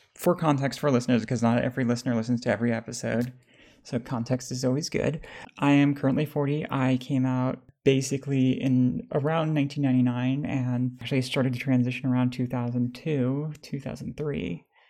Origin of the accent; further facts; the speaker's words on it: United States; I was raised in America